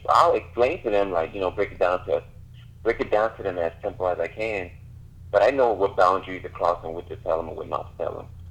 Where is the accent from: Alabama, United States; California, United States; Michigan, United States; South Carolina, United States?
South Carolina, United States; Charleston; now in Charlotte, United States; I'm from Charleston, South Carolina. Right now, I'm living in Charlotte, North Carolina